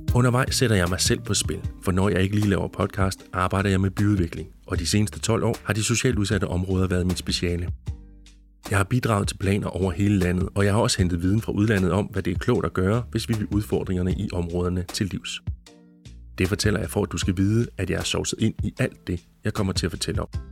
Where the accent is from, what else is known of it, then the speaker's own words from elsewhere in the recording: Jutland, Denmark; i den jyske provinsby, hvor jeg voksede op